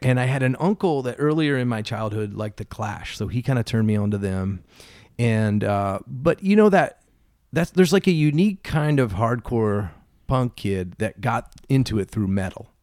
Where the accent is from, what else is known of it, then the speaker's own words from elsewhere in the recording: Philadelphia, Pennsylvania, United States; born and raised in Philly, um, in a little neighborhood named Roxborough